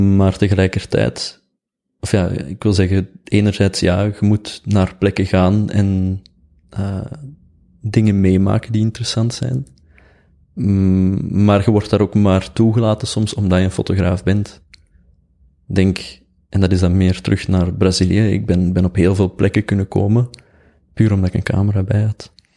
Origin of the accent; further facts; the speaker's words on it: Oelegem, Flanders, Belgium; ik kom uit Oelichem.